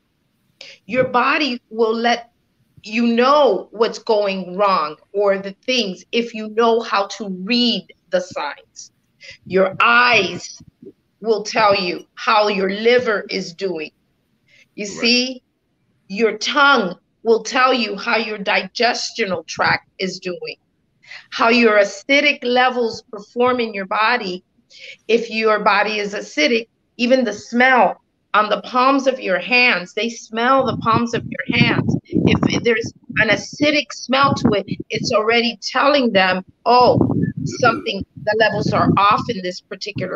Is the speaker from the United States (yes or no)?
yes; South Florida, United States; A Latina from South Florida, born and raised in South Florida, from a very Latin background here